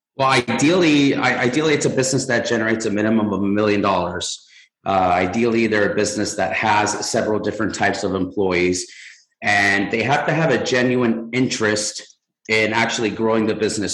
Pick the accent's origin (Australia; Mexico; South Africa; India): Mexico; now in United States; I'm from Mexico